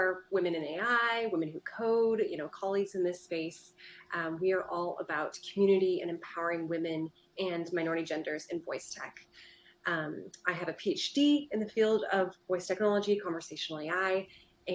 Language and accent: English; Portland, United States; now in Seattle, United States; I'm originally from Portland.